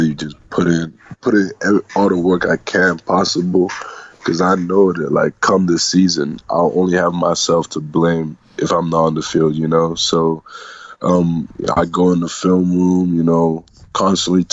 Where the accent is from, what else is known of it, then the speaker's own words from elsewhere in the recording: Scotland, United Kingdom; now in Michigan, United States; I'm Scottish